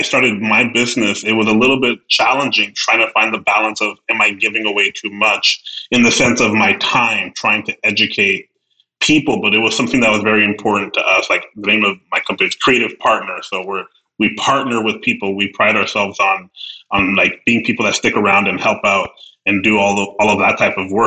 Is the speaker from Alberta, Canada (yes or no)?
yes; Edmonton, Alberta, Canada; now in Ontario, Canada; as more of a city person, even though I'm from Edmonton